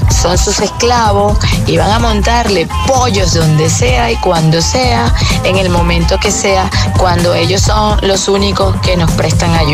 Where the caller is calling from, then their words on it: Madrid, Community of Madrid, Spain; de Madrid